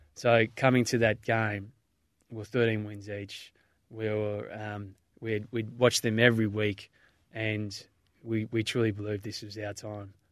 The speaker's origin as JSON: {"language": "English", "town": "Melbourne", "region": "Victoria", "country": "Australia", "tie": "born or raised there", "said": "I grew up in Mentone in, in, uh, Bayside, Melbourne"}